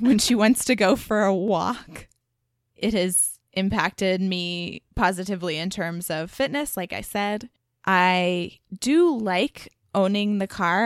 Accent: Dallas, Texas, United States; moved away as an adult; growing up in Dallas

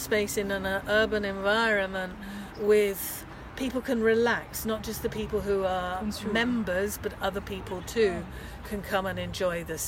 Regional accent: England, United Kingdom; moved away as an adult; now in Vienna, Austria; I come from England

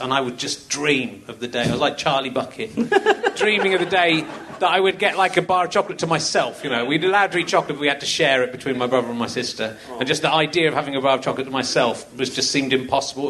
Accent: Cheddar, South West England, United Kingdom; We grew up in Cheddar, so there wasn't a McDonald's in Cheddar.

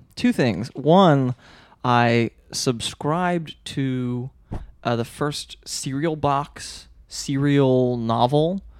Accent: outside Philadelphia, Pennsylvania, United States; I grew up outside of Philly

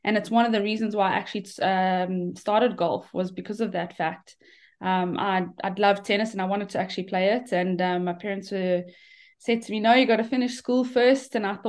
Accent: South Africa; Yeah, I mean, a great upbringing. It's South Africa is brilliant for golf.

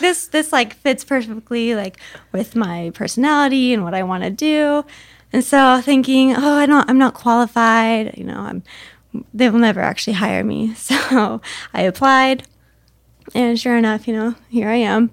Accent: Camas, Washington, United States; moved away as an adult; now in Arizona, United States; back in my hometown

